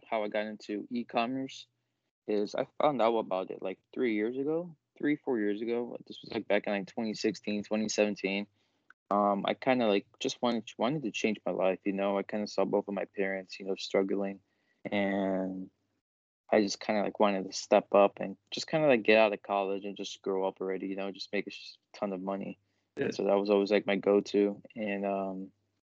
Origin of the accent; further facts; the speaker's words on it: outside of Chicago, Illinois, United States; We grew up out here outside of Chicago